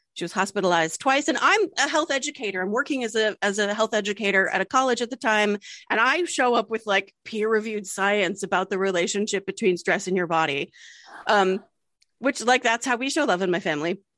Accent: Delaware, United States; we were born and raised in Delaware

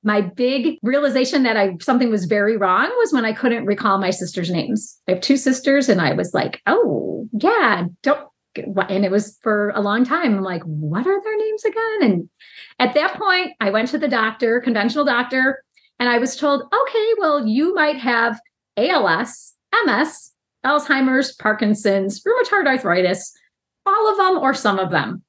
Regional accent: Chicago, Illinois, United States; I am from Chicago, lifelong resident

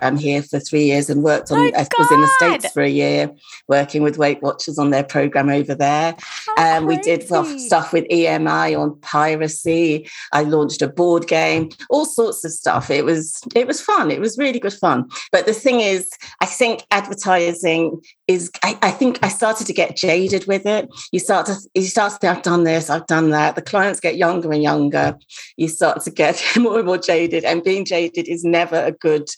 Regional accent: Nigeria; now in United Kingdom; I was brought up in Nigeria.

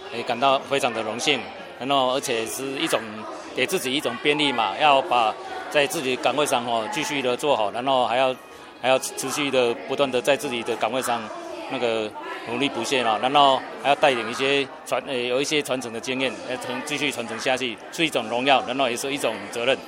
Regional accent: Indonesia; Chinese is a second language; moved away as an adult; now in Taichung, Taiwan; 我当印尼来八年

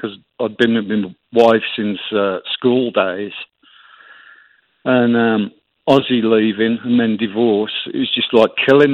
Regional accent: Birmingham, West Midlands, United Kingdom; growing up in Aston, in Birmingham, and on from there

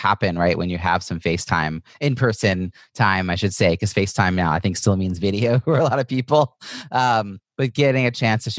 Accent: Long Island, New York, United States; moved away; I'm originally from Long Island, so I know a lot of people in the area from my family

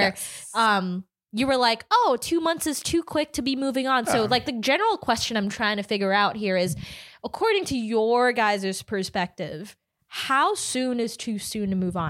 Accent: Philippines; Because, I'm from the Philippines, right? And in the Philippines, because of pretty strict religious laws, you can't ever divorce someone.

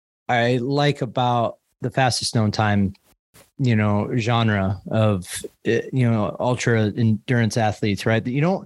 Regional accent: Midwest, United States; moved away as an adult; also born or lived in Boulder; I grew up in the Midwest where there's just nothing as far as educate, like type of majors

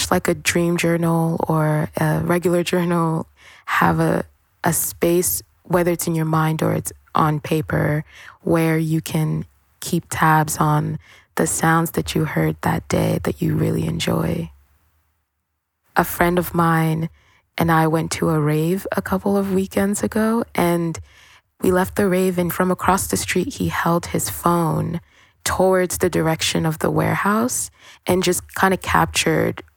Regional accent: Cameroon; moved away; also born or lived in Brooklyn; I am from a really tropical place. I'm from Cameroon

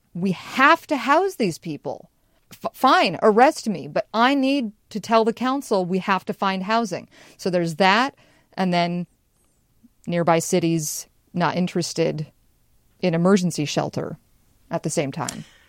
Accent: Spokane, Washington, United States; now in Seattle, United States; growing up in Spokane, our little local pharmacy, you know, my mom knew them by name

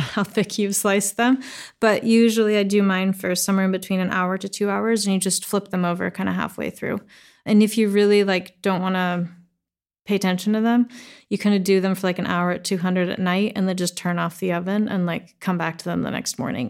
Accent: the Northwest, Pacific Northwest, United States; I grew up in the Northwest, and like I said, um, Swedish mom, American dad

